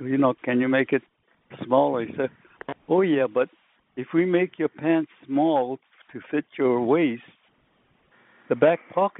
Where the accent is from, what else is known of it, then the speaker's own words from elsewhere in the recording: Sacramento, California, United States; now in Hawaii, United States; Simply because I was originally from Sacramento.